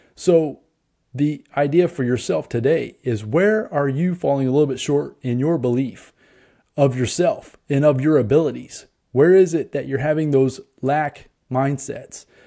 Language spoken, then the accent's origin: English; Indianapolis, Indiana, United States; I'm from Indianapolis